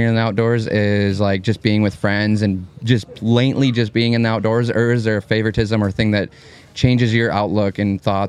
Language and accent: English; South Dakota, United States; I'm from South Dakota